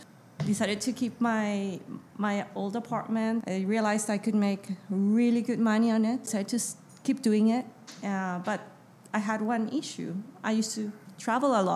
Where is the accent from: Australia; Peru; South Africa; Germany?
Peru; moved away as an adult; also born or lived in England / Zimbabwe; now in Austin, United States; I'm originally from Peru and moved to the States in 2001 to study.